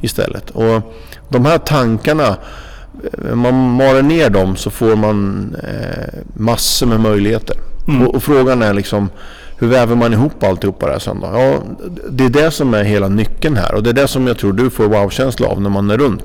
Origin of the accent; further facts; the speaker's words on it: Norrköping, Östergötland, Sweden; moved away; Jag är en Norrköpingskille från början